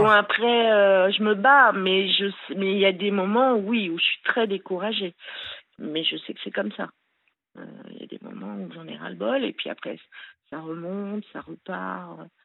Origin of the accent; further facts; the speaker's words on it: Le Grand-Bornand, Auvergne-Rhône-Alpes, France; je suis née au Grand Bornand, disons à Annecy, ceux qui connaissent. Euh, donc voilà, j'ai eu euh, une enfance euh, assez super quoi, en montagne.